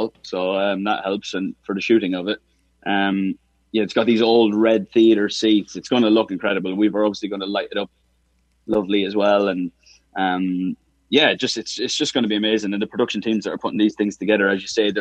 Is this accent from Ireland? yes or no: yes; Ireland; me being Irish